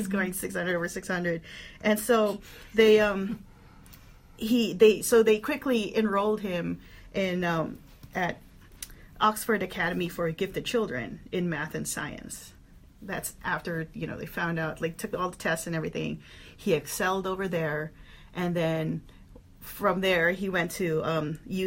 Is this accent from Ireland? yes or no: no; Philippines; now in United States; we're all from the Philippines. I moved to the States in 2004